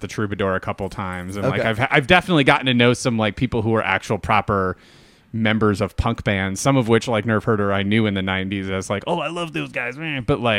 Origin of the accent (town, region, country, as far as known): Chicago, Illinois, United States; also born or lived in Homewood, United States